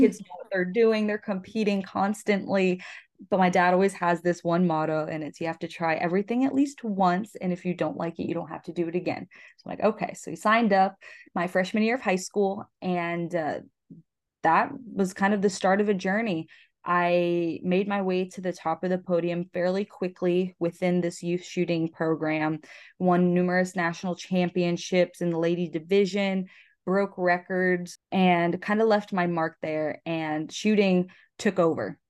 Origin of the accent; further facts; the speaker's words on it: Florida, United States; I am twenty-two years old and I'm from Florida.